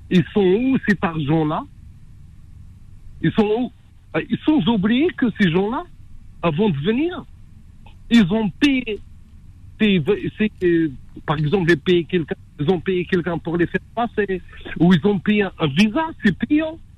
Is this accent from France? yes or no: yes; France; Moi, je suis français. Je suis pas venu dans un bateau de sardines ou quoi que ce soit.